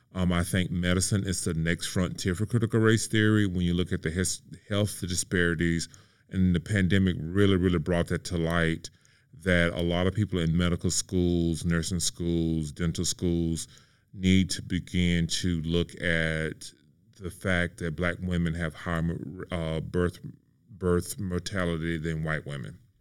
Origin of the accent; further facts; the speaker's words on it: Mississippi, United States; moved away; my hometown of mississippi